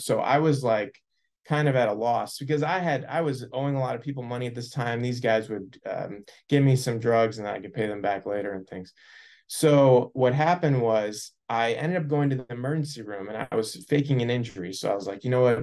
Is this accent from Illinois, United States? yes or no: yes; Naperville, Illinois, United States; I grew up in Naperville, Illinois, suburb of Chicago